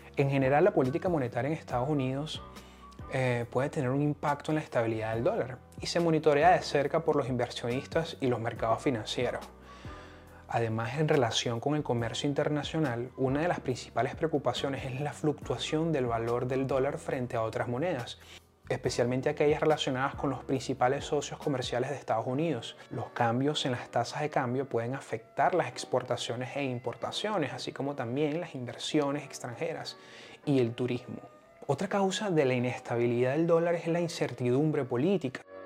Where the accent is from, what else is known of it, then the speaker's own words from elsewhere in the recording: Venezuela; moved away; yo vengo de Venezuela